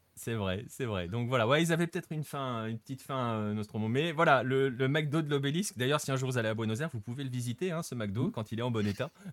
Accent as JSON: {"language": "French", "country": "France", "said": "en tant que Français"}